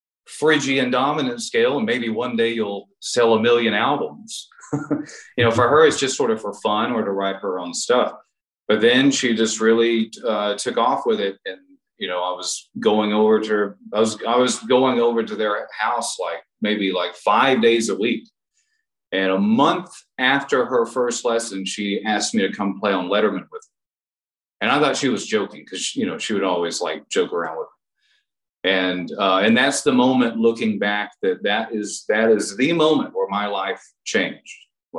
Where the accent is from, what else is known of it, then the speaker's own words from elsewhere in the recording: Texas, United States; now in Los Angeles, United States; So I moved to LA from Texas and I got a job working at a music store because I figured I would meet the most musicians that way.